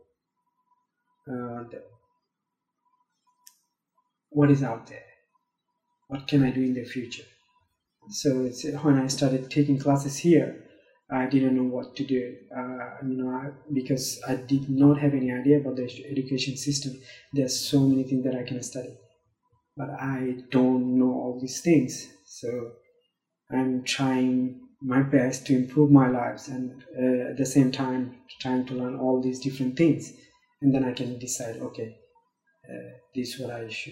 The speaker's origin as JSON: {"language": "English", "country": "Myanmar", "also_born_or_lived": "Manus", "moved": "yes", "lives_now": "Chicago, United States", "said": "we are from Burma. We are Rohingya"}